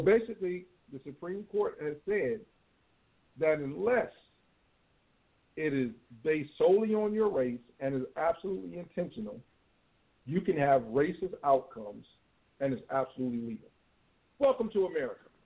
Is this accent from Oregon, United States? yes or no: no; Chicago suburbs, Illinois, United States; moved away; I miss Chicago. I, used, I grew up in the suburbs